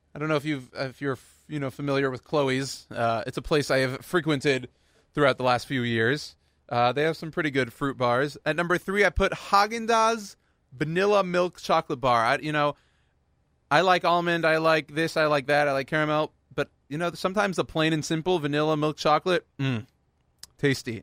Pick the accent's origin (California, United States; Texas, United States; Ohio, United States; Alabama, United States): Texas, United States; Houston; I was born and raised in Houston, Texas